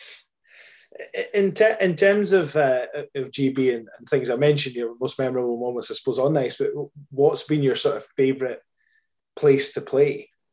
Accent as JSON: {"language": "English", "region": "Scotland", "country": "United Kingdom", "said": "I'm Scottish"}